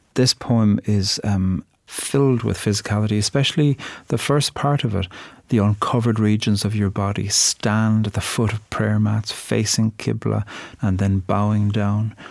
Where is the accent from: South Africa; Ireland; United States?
Ireland; I'm a poet from Ireland. And when I grew up, we learned poetry in Irish and English off by heart every week from the age of five.